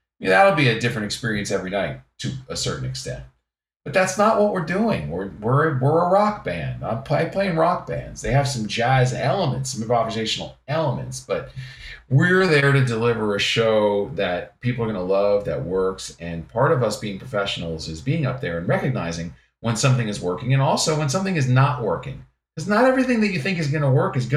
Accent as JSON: {"language": "English", "region": "the New York area", "country": "United States", "tie": "born or raised there", "said": "I grew up in the New York area"}